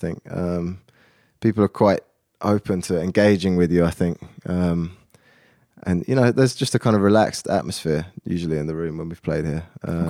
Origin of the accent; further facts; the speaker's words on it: Oxford, South East England, United Kingdom; now in London, United Kingdom; I was born in London. I went to school kind of for my formative years in Oxford. So that's only about an hour northwest of London. So I've always lived in the south of the UK. And then I've been back in London for the last 10 years since uni.